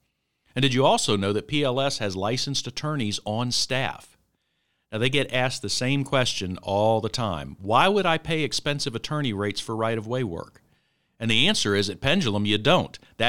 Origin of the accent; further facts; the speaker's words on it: Virginia, United States; Virginia, which is my home state, where I'm sitting right now